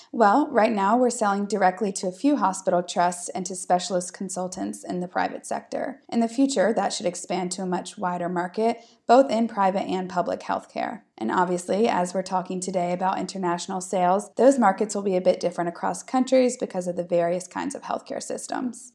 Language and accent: English; United States; moved away; I'm American